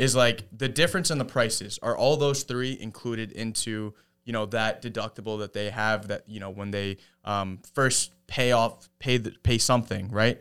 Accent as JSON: {"language": "English", "town": "Jericho", "region": "New York", "country": "United States", "said": "I'm from Jericho"}